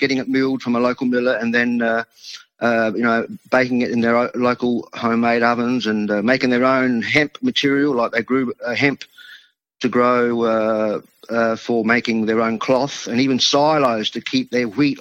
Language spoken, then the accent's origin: English; Adelaide, South Australia, Australia; first language Italian; English is a second language; So being in a local small Italian community here where I grew up in Adelaide